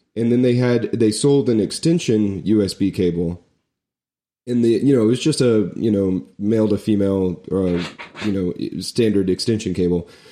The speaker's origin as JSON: {"language": "English", "region": "Florida", "country": "United States", "moved": "yes", "said": "I was from Florida"}